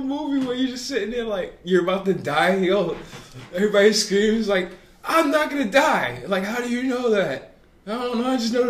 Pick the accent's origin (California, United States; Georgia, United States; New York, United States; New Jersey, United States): New York, United States; Put me on this goddamn plane. I'm from Long Island.